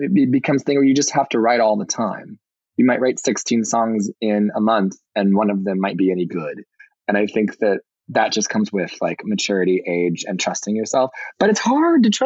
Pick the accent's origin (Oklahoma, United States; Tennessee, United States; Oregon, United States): Tennessee, United States; Murfreesboro; moved away; I grew up in a suburb of Nashville, Tennessee, called Murfreesboro